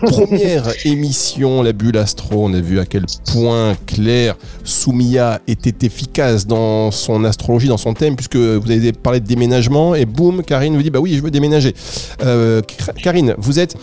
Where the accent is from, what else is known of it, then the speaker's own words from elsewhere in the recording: Dunkirk, Hauts-de-France, France; je viens du nord. Je suis né à Dunkerque